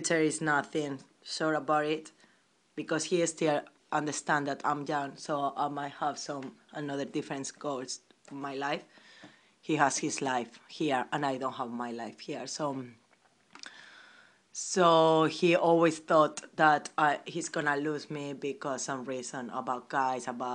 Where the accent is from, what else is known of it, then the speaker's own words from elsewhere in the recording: Spain; English is a second language; now in London, United Kingdom; I'm from Spain.